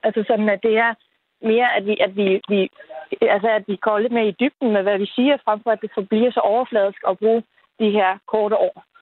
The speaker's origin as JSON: {"language": "Danish", "country": "Netherlands", "tie": "born or raised there", "first_language": "Dutch", "second_language": "Danish", "moved": "yes", "lives_now": "Denmark", "said": "nu kommer jeg faktisk ikke fra Danmark, jeg kommer fra Holland selvfølgelig. Øh, og der bandede jeg simpelthen ikke. Da jeg så kom til Danmark, så lærte jeg dansk"}